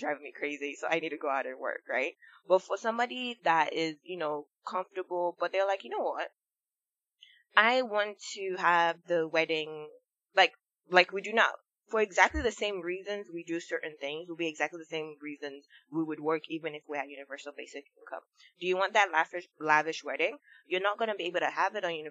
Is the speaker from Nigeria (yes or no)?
yes; Nigeria; I grew up in Nigeria